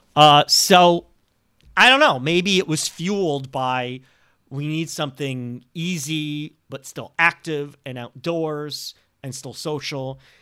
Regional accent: Montreal, Quebec, Canada; moved away as an adult; my hometown team, the Montreal Canadiens

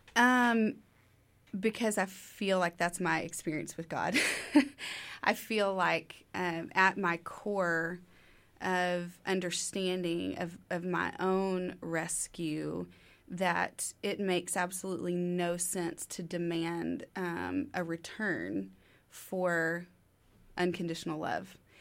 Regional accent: Tyler, Texas, United States; moved away as an adult; now in Waco, United States; Originally, I'm from Tyler, Texas, about two and a half hours east on thirty-one

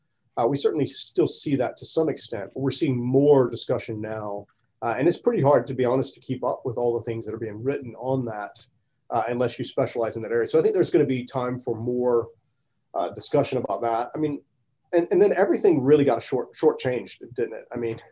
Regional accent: the South, United States; being surrounded by those questions just growing up in the South all the time

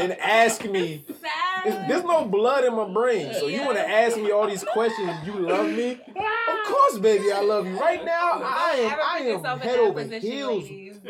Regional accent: Connecticut, United States; I'm from Connecticut.

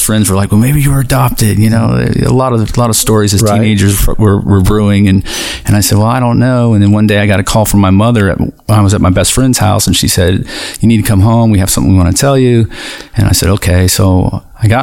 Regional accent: Long Beach, California, United States; moved away as an adult; now in Tallahassee, United States; Born and raised in Long Beach, California

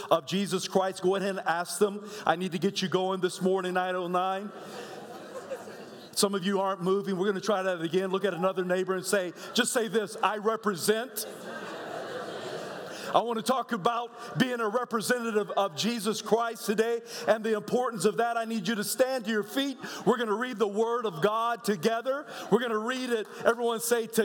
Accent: South Carolina, United States; moved away; I was born in South Carolina and moved away from there, moved back when I was 8 years old

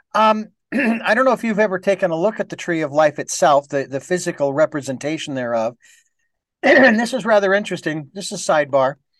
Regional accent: Phoenix, Arizona, United States; moved away; when I was in Phoenix, that's my hometown

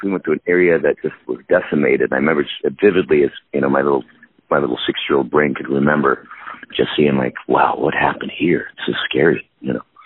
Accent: Minnesota, United States; born or raised there; also born or lived in San Diego, California / West Palm Beach, Florida

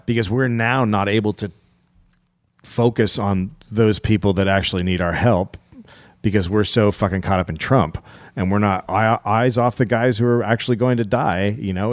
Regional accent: United States; as an American

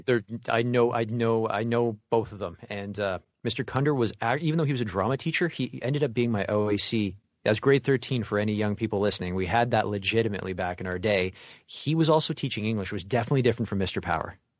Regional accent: Mississauga, Ontario, Canada; If you ever fly to Toronto, you're gonna land in my hometown.

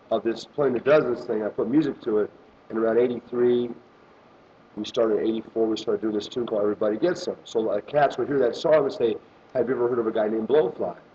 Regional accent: Los Angeles, California, United States; now in Austin, United States; I was in LA, I grew up in the California, LA area

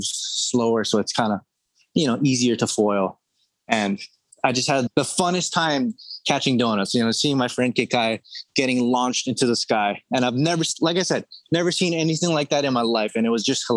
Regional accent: Oahu, Hawaii, United States; born and raised on Oahu, grew up surfing

